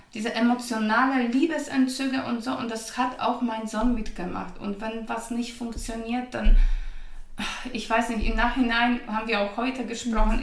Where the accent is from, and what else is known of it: Poland; German is a second language; moved away as an adult; now in Germany